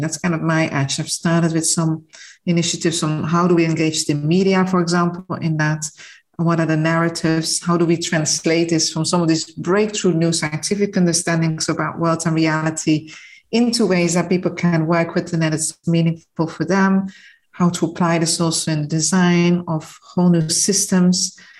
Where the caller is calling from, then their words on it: Mauritius; I am calling from Mauritius, which is a small island in the middle of the Indian Ocean